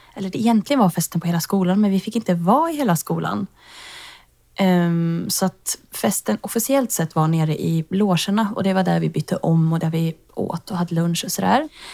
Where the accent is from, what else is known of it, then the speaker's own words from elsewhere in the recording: Tidan, Västra Götaland, Sweden; now in Stockholm, Sweden; jag bor i Stockholm just nu men jag kommer ifrån Tidan som är en liten bonnahöla utanför Skövde